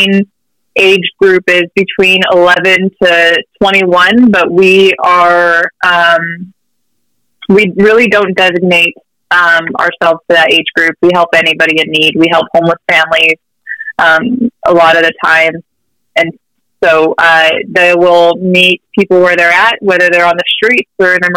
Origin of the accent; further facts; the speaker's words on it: Riverside, California, United States; I was also born and raised in Riverside, love it here